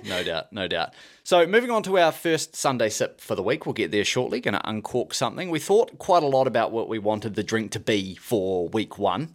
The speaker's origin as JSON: {"language": "English", "country": "New Zealand", "also_born_or_lived": "Scotland", "moved": "as an adult", "said": "I'm from New Zealand"}